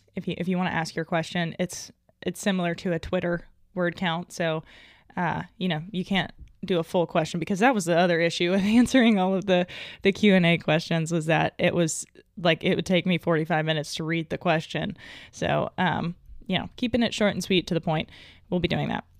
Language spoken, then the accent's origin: English; Arkansas, United States; I was raised in Arkansas.